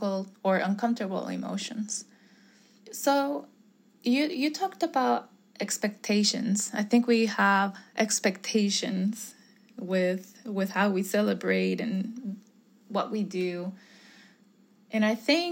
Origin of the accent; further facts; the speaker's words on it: Puerto Rico; moved away; I'm from Puerto Rico